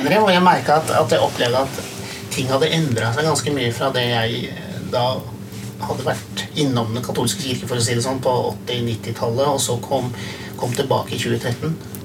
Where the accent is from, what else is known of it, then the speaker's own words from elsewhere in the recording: Hamar, Innlandet, Norway; jeg vokste opp på Hamar